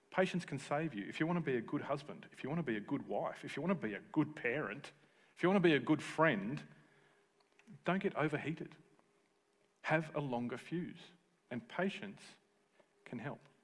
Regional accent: Tasmania, Australia; All my friends that I grew up with in Tassie

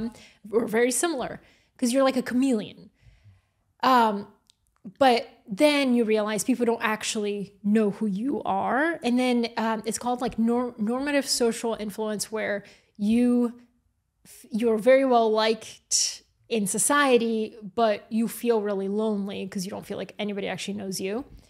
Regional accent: Atlanta, Georgia, United States; also born or lived in Bulgaria; now in New York, United States; I have the experience of being born in Bulgaria, growing up in Atlanta and then moving to New York

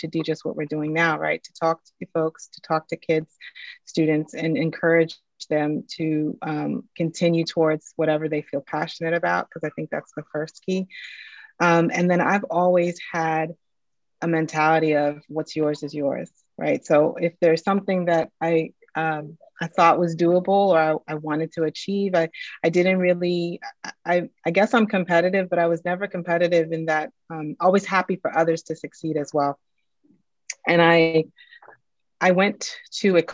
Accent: Maryland, United States; I grew up in Maryland outside of DC

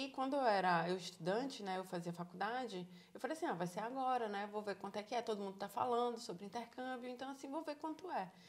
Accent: Salvador, Bahia, Brazil; moved away as an adult; now in Ireland; Sou de Salvador, Bahia. sou de Salvador, Bahia.

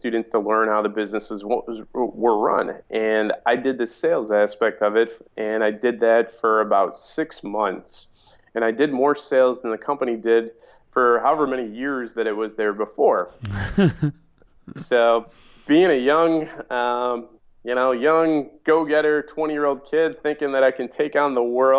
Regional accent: Mount Prospect, Illinois, United States; also born or lived in Des Plaines; I grew up in the northwest suburbs of Chicago. Town is Mount Prospect.

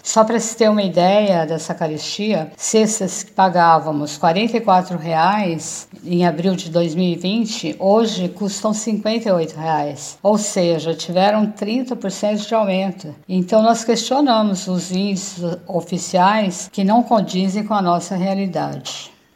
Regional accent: São Paulo, Brazil; sou da Brasilândia, zona noroeste de São Paulo

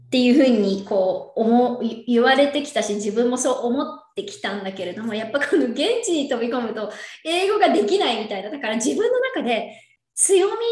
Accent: Yokohama, Kanagawa, Japan; moved away as an adult; now in California, United States; 私は横浜、神奈川県横浜出身で

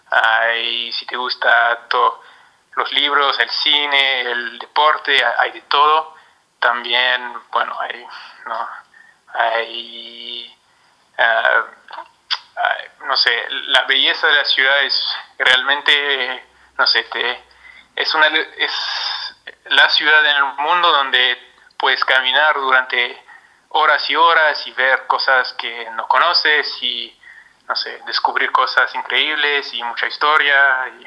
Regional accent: Paris, Île-de-France, France; Spanish is a second language; Bueno, la ciudad es, bueno, soy parisino, nací en París, hincha del PSG, todo, así que no te voy a dar no te voy

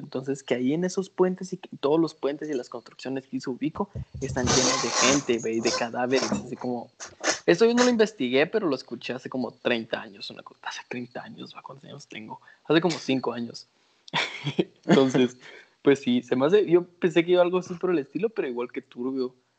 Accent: Panajachel, Sololá, Guatemala; yo crecí en Pana

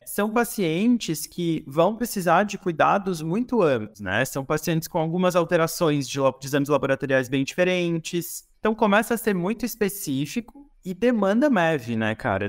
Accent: interior of Santa Catarina, Brazil; now in Florianópolis, Brazil; sou do interior de Santa Catarina, mas hoje tenho a minha sede mais fixa, que não é propriamente fixa, é Florianópolis

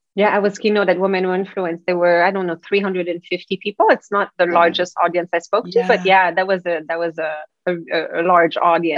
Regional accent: Quebec City, Quebec, Canada; moved away; I am from Quebec City, uh, so there are huge families of Plamondon back there.

